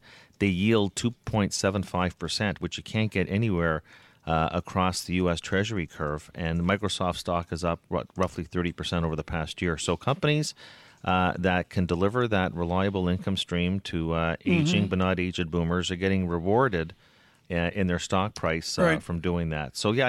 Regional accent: Canada; And in fact, I'm not even going to vote. How about that? Being a Canadian

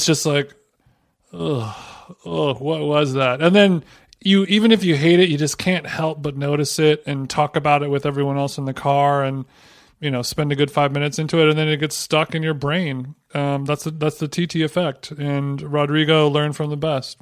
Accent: Huntington Beach, California, United States; H B Huntington Beach, my hometown in Orange County

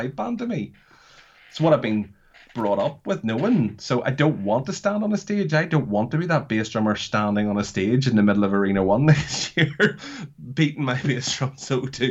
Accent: Northern Ireland, United Kingdom; I come from Northern Ireland

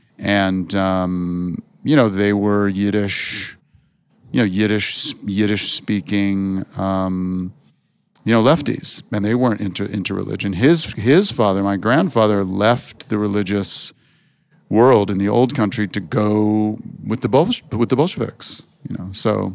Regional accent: Berkeley, California, United States; born or raised there

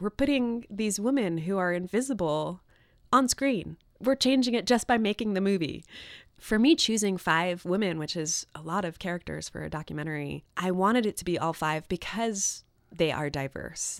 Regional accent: New York, United States; my parents are from Chile and I grew up in New York

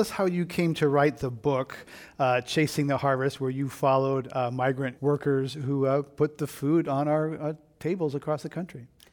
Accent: Monterey County, California, United States; moved away; I grew up in Monterey County, which is about a hundred miles south of San Francisco, big agricultural county

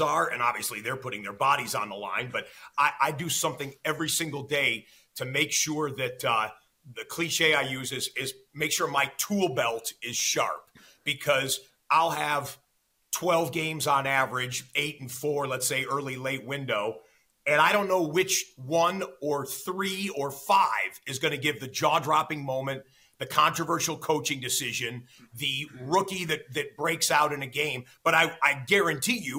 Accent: Detroit, Michigan, United States; moved away; I grew up in the Detroit area

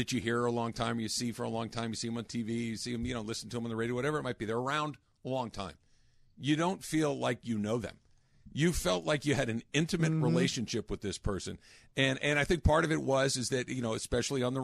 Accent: Los Angeles, California, United States; you and I both grew up in Southern California. We grew up in Los Angeles

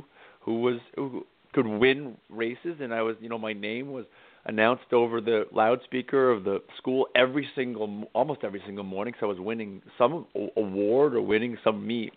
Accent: Cape Cod, Massachusetts, United States; I grew up on Cape Cod about a half hour from Provincetown

